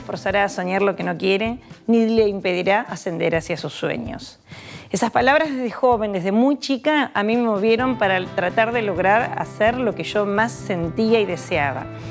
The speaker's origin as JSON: {"language": "Spanish", "region": "Buenos Aires", "country": "Argentina", "tie": "born or raised there", "accent": "porteña", "moved": "as an adult", "said": "porteña, lo notarán, nací en Buenos Aires"}